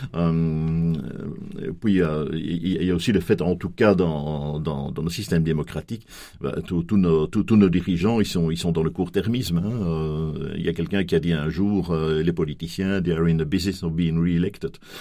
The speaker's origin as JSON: {"language": "French", "country": "Belgium", "said": "chez nous en Belgique"}